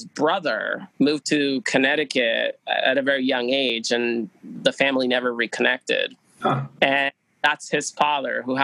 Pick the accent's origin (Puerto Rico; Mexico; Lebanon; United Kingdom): Puerto Rico; Aguadilla; now in New Hampshire, United States; where are you from? I was like, Aguadilla